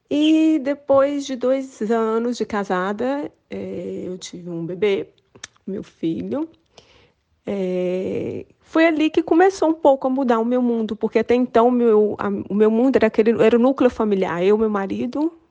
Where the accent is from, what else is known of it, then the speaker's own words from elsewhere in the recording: Brazil; moved away; é a minha experiência como brasileira aqui é positiva.